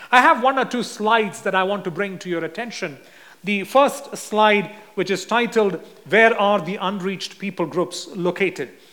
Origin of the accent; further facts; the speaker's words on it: India; since I'm from India